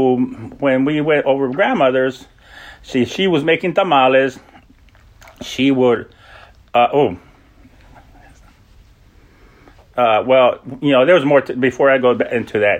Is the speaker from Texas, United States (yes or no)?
yes; El Paso, Texas, United States; moved away as an adult; also born or lived in Los Angeles, California; now in Washington, D.C. area, United States; I'm originally from El Paso, Texas. I grew up in El Paso and between there and Los Angeles